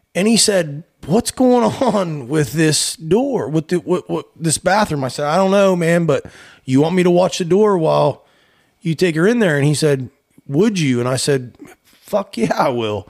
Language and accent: English; town along I-79, Pennsylvania, United States; moved away; we actually stopped in my hometown